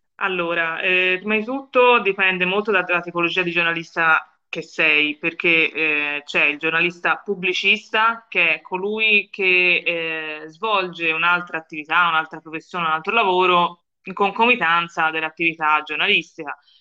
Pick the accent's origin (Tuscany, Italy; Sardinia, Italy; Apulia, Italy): Tuscany, Italy; Florence; io vengo da Firenze, come penso, penso si possa intuire dal mio accento